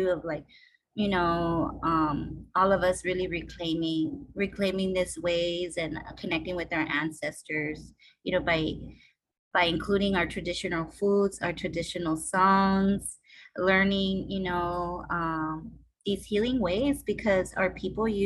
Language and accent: English; Los Angeles, California, United States; I'm from LA. I grew up in the San Fernando Valley, Fernandeño Tatavium land. And I grew up in Pacoima.